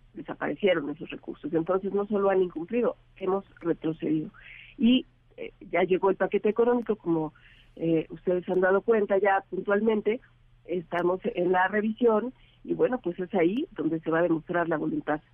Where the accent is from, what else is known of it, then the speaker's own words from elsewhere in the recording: Mexico; somos todos los mexicanos